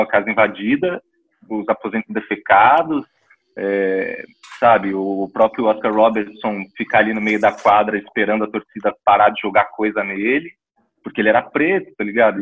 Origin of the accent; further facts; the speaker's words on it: Brazil; a gente é brasileiro